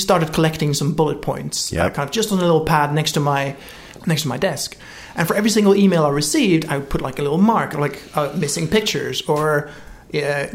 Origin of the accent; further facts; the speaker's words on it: United Kingdom; moved away as an adult; now in California, United States; I'm British